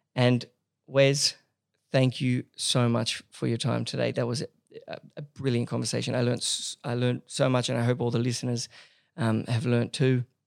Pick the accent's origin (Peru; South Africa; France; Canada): France; Paris, Île-de-France; moved away as an adult; now in Australia; I grew up in Paris. I, I did all my high schooling and, and uni in Paris.